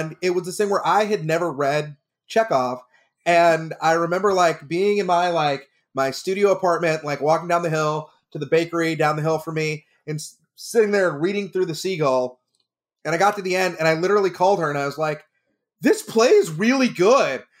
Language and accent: English; Texas, United States; now in California, United States; I grew up in Texas.